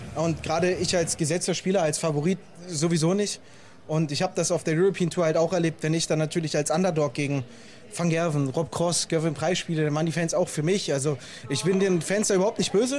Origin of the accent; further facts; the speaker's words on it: Germany; ich als deutscher Gegenspieler